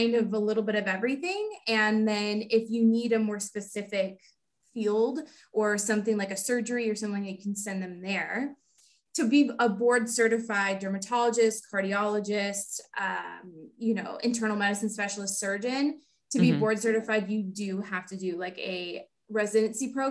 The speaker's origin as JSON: {"language": "English", "town": "Houston", "region": "Texas", "country": "United States", "tie": "born or raised there", "said": "born and raised in Houston, Texas"}